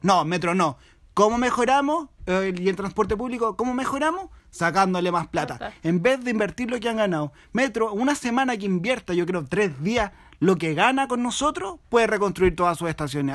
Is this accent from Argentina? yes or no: no; Chile; como pueblo chileno